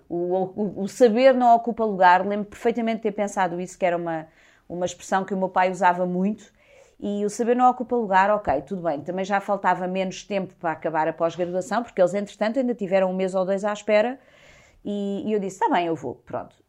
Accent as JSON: {"language": "Portuguese", "country": "Portugal", "tie": "born or raised there", "also_born_or_lived": "Lisbon", "said": "cresci numa aldeia no Conselho do Cartaz. Sou de Lisboa, nasci cá, mas, mas cresci numa aldeia"}